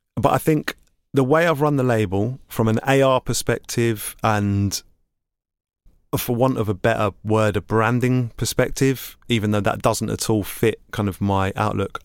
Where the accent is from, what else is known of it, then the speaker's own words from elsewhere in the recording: London, United Kingdom; I grew up in East London in Hackney, and I went to school in Islington.